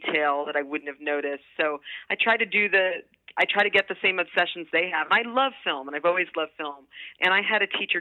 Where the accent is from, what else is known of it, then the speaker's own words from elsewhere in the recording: Los Angeles, California, United States; Growing up in Los Angeles